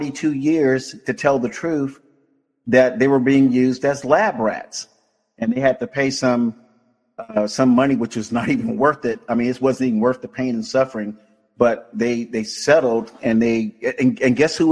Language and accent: English; Florida, United States; now in California, United States; my home state.